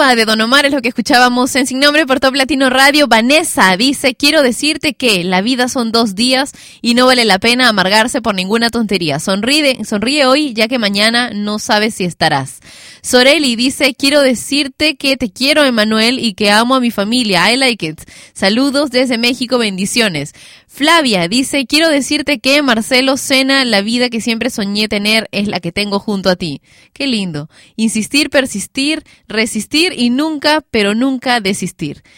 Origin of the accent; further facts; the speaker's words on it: Peru; en mi país, Perú.